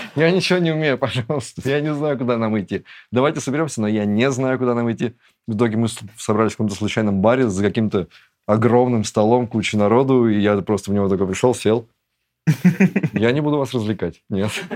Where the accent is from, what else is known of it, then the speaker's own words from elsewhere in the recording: Russia; moved away as an adult; also born or lived in Turkey / Georgia; я уезжаю из России